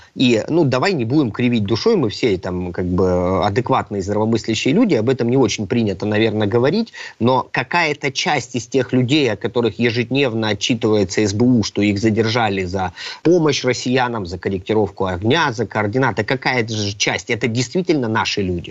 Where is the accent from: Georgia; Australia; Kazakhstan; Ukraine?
Ukraine; Crimea; я как крымчанин